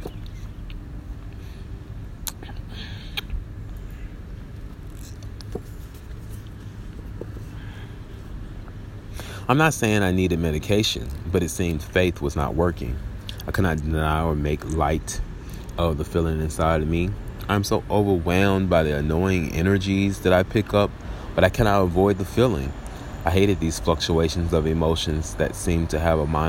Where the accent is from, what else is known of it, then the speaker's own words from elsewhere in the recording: Little Rock, Arkansas, United States; my hometown of Little Rock, Arkansas.